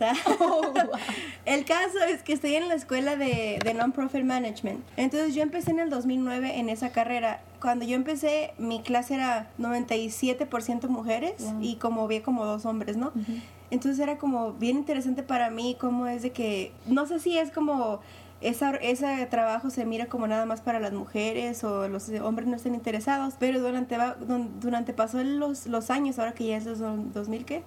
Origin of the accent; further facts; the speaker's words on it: Mexico; me soy mexicana